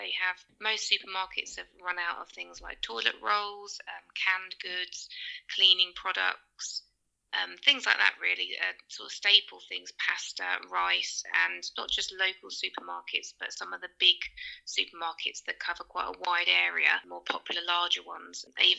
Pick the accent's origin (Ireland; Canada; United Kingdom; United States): United Kingdom; Leicester, East Midlands; I'm from Leicester in England and I'm a teacher.